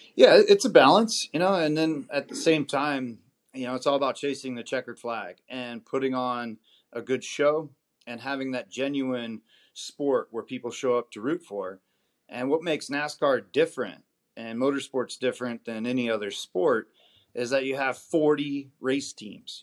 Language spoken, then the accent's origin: English; Las Vegas, Nevada, United States; I grew up out in Vegas